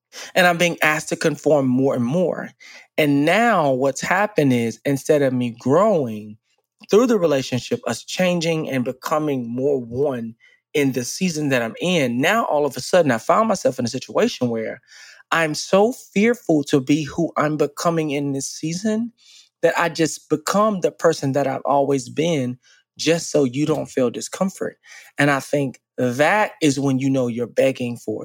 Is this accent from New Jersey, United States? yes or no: no; Dallas, Texas, United States; moved away as an adult; I grew up in Dallas, born and raised